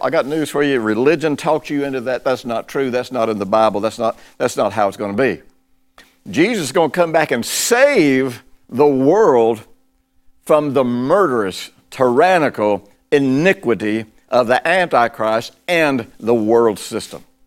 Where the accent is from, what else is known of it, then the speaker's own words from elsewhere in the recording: United States; I'm broadcasting this from the United States